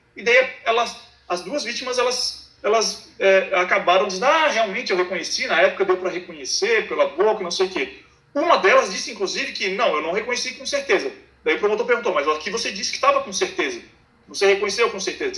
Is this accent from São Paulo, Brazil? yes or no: no; Florianópolis, Santa Catarina, Brazil; eu sou de Florianópolis, é, sou da, de Santa Catarina, de Florianópolis